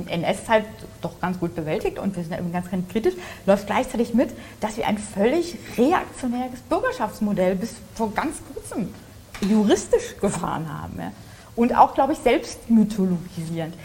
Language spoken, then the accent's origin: German; Hesse, Germany; ich komme aus Hessen